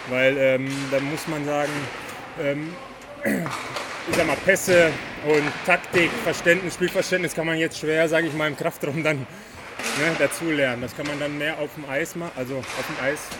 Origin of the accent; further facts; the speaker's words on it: Dortmund, North Rhine-Westphalia, Germany; now in Dresden, Germany; Also ich bin ja in Dortmund aufgewachsen, aber so muss ich schon sagen, hier habe ich schon sehr, sehr viele Freunde auch drumherum.